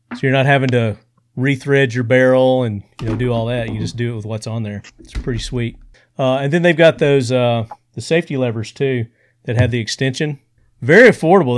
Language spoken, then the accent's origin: English; Sparta, Tennessee, United States; That's my hometown